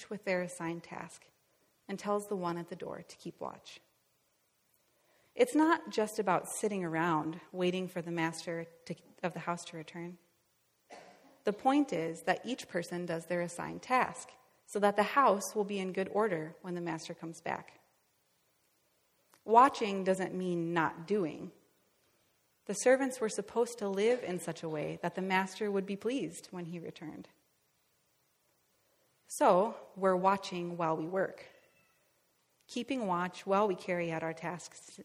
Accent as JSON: {"language": "English", "region": "Northwest Iowa", "country": "United States", "moved": "yes", "said": "I'm from Northwest Iowa. My parents' house is just a couple miles south of the Minnesota border"}